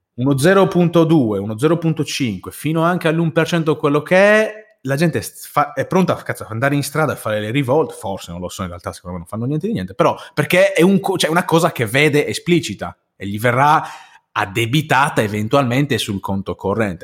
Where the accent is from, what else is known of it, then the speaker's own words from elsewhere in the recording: Sardinia, Italy; sono sardo